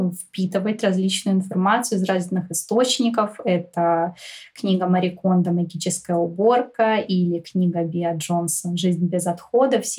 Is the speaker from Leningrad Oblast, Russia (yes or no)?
no; Moscow, Russia; Я родилась и выросла в Москве. Все 25 лет своей жизни я прожила здесь.